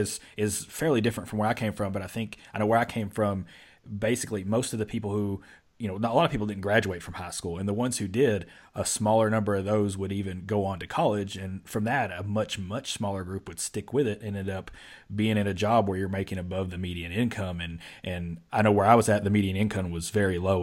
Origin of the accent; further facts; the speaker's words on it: Mayfield, Kentucky, United States; I grew up in a little town called Mayfield